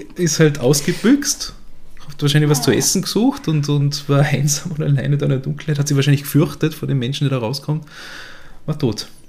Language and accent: German; Göfis, Vorarlberg, Austria; nach Göfis, in die äh, kleine Gemeinde, wo ich her bin.